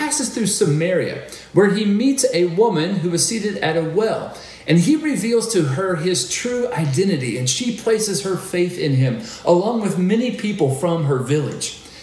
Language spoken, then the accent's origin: English; Maysville, Kentucky, United States; my hometown, Maysville, Kentucky